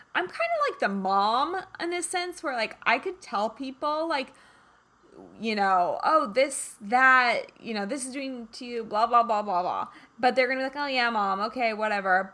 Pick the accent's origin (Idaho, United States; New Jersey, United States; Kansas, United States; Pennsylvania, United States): Kansas, United States; moved away; I'm originally from Kansas